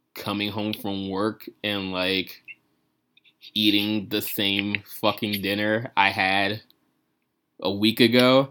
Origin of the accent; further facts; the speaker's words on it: Tallahassee, Florida, United States; moved away; I really love Tallahassee, Florida, and all the people I grew up